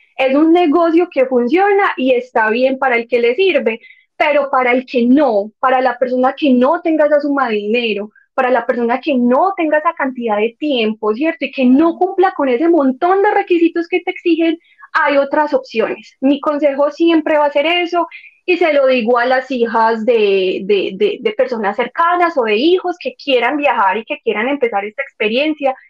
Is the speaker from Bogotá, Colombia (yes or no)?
no; Medellín, Antioquia, Colombia; accent: paisa; also born or lived in Netherlands; yo soy paisa, y yo soy de Medellín, y ustedes me escuchan y van a saber que yo soy de Medellín